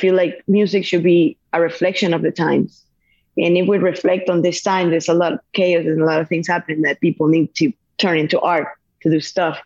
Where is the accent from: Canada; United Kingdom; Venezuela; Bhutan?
Venezuela; moved away as an adult; I'm from Venezuela.